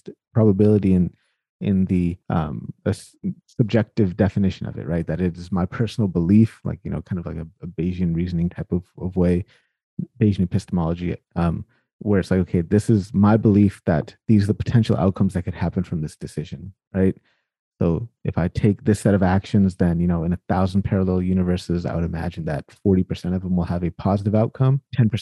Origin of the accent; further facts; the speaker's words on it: United States; I was born in the United States of America